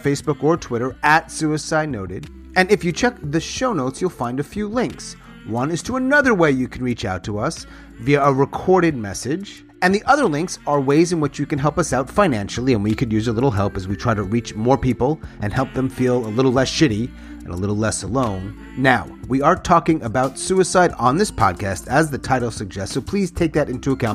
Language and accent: English; Long Island, New York, United States; the white guy from Long Island